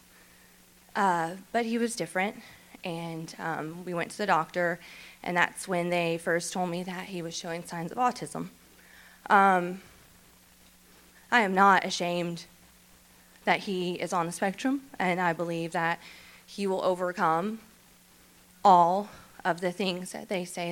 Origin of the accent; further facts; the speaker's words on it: Shreveport, Louisiana, United States; I'm from Shreveport. So I grew up in Shreveport, raised in Shreveport